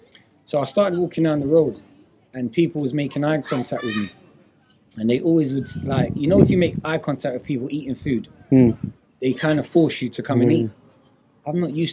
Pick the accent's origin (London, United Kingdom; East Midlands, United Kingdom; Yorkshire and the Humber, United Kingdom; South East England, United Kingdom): London, United Kingdom; moved away as an adult; I'm from South London.